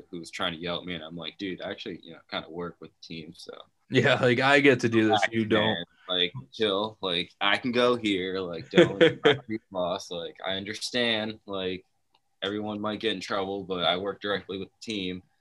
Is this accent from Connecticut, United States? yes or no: no; New Jersey, United States; also born or lived in Brazil; In Jersey and uh, pretty much graduated high school from here and then moved out west for a bit.